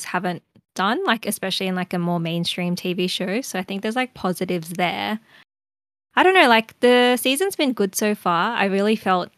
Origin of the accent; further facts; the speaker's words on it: Australia; as an Australian.